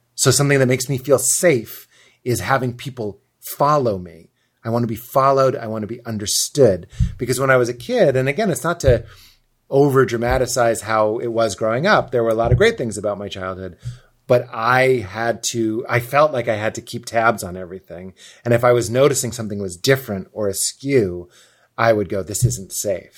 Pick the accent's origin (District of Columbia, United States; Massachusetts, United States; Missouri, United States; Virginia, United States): Massachusetts, United States; Lexington; my mom's Lithuanian and my dad's Irish and I'm from Boston, but really I'm from Lexington, but I say Boston because when I say Lexington, people think I mean Kentucky